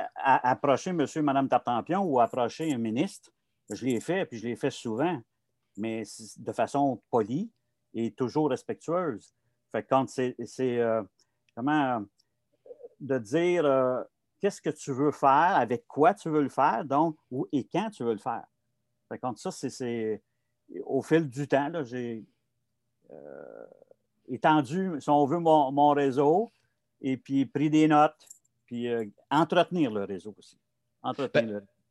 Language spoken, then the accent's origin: French; Montreal, Quebec, Canada; j'ai grandi à Montréal, dans le quartier Saint-Michel à l'époque